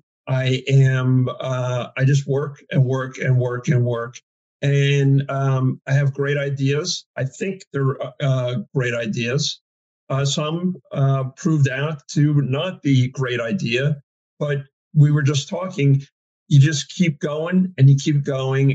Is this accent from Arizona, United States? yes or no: no; New Jersey, United States; I was from New Jersey.